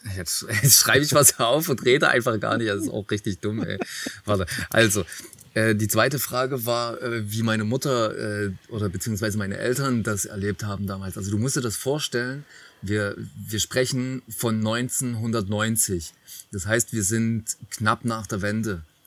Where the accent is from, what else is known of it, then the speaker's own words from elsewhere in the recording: Nünchritz, Saxony, Germany; ich komme ja wie gesagt vom Dorf ähm, bei, also ich komme aus Nünchritz, bei Riesa